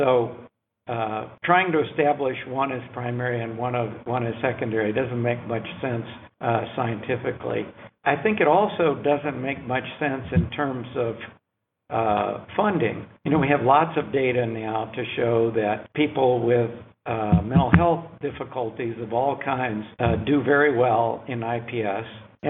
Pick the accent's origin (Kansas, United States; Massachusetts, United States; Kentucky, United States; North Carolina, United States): North Carolina, United States; I'm from North Carolina too